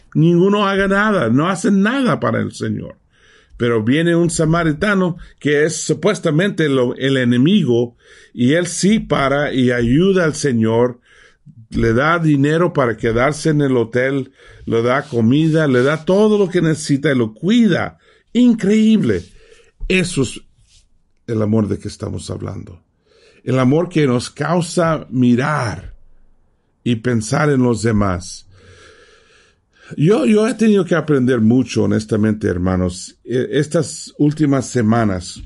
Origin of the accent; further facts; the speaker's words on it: Mexico; moved away; ¿dónde naciste? Tenía que decir México